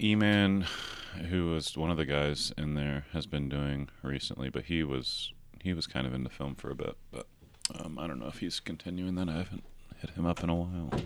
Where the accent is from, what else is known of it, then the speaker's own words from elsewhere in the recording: outside of Nashville, Tennessee, United States; also born or lived in Chattanooga; I grew up outside of Nashville